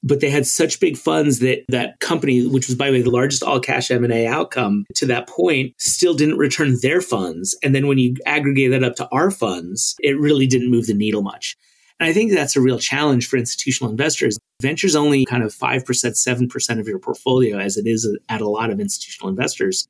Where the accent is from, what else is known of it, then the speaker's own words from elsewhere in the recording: New York City, New York, United States; now in Silicon Valley, United States; I grew up in Brooklyn